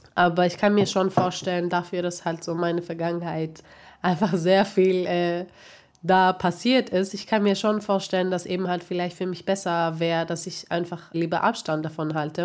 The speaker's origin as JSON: {"language": "German", "country": "Greece", "tie": "born or raised there", "moved": "yes", "said": "ich halt eben aufgewachsen bin in Griechenland"}